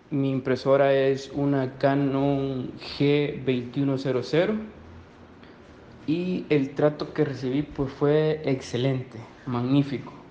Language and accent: Spanish; El Salvador; soy de El Salvador.